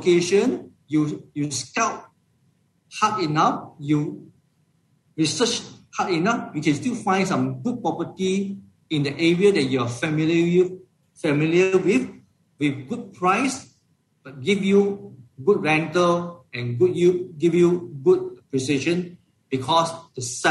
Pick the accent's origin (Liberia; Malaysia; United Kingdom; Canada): Malaysia; as a Malaysian investors